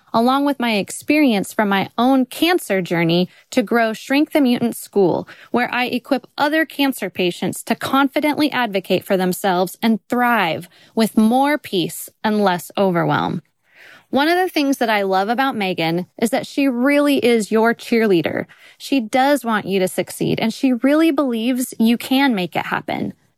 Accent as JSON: {"language": "English", "region": "Kansas", "country": "United States", "said": "I'm from Kansas, in the middle of the United States"}